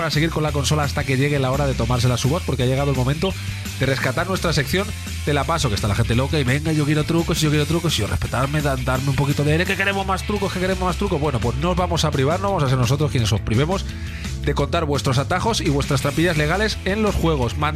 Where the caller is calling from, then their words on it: Valencia, Valencian Community, Spain; Hola Europlay … de Valencia.